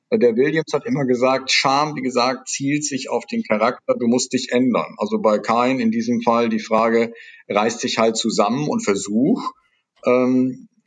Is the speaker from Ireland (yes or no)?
no; Netherlands; German is a second language; Denken Sie an die Versöhnungszeremonien in Südafrika, als äh, Niederländer ist mir das natürlich sehr nah, mhm.